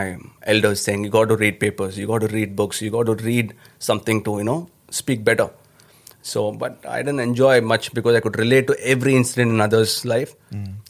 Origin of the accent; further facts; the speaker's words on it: Chennai, Tamil Nadu, India; first language Tamil; English is a second language; No, when I started, when I was coming from my hometown, Chennai.